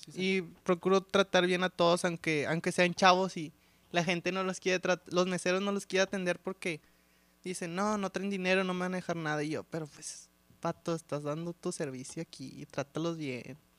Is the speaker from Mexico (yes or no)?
yes; Monterrey, Nuevo León, Mexico; somos como muy orgullosos los regios de ser regios